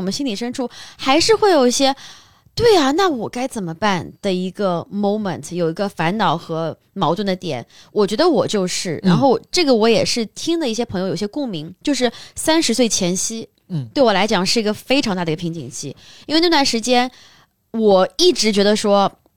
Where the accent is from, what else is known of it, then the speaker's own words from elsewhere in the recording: Shanghai, China; 如果像我是在上海长大的